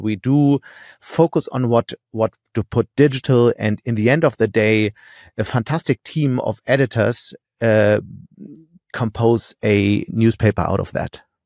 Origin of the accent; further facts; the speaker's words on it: Hamburg, Germany; moved away as an adult; also born or lived in Munich; now in Düsseldorf, Germany; I'm from Hamburg